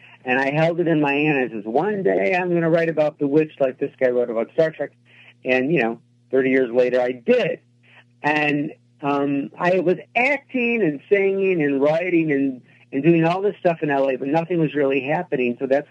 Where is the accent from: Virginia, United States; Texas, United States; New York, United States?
New York, United States; Rochester; I grew up in Rochester, which is upstate New York in the inner city